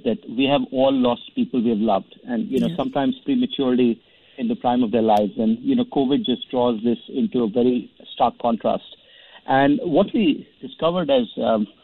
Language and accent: English; India; I remember as a kid growing up in India